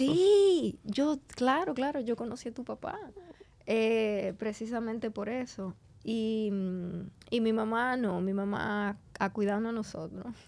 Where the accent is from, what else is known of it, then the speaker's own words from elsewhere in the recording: Santo Domingo, Distrito Nacional, Dominican Republic; also born or lived in Argentina; yo me crié en Santo Domingo